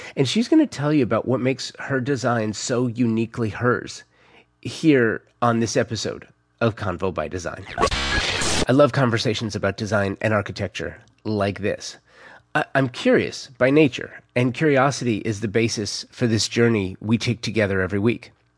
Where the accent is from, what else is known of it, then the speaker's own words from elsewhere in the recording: Los Angeles, California, United States; growing up in the San Fernando Valley in the nineteen eighties